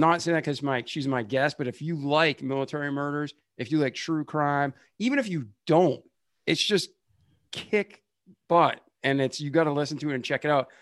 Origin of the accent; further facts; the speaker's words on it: Boston, Massachusetts, United States; I'm from Boston